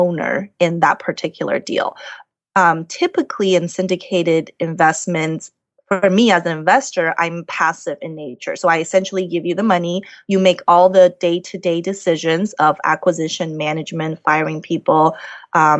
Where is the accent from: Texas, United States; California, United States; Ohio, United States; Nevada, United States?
Nevada, United States; Las Vegas; moved away; I'm from Las Vegas originally